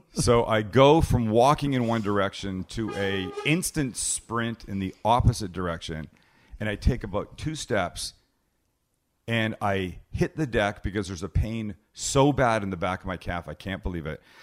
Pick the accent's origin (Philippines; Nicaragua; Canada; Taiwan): Canada; now in United States; because I'm from Canada